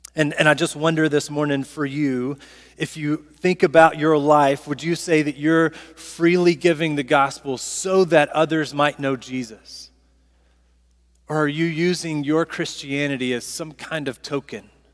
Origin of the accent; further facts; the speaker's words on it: Southaven, Mississippi, United States; I'm from South Haven, Mississippi